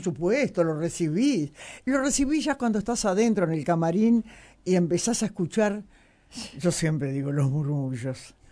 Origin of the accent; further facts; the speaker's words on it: Uruguay; soy muy uruguaya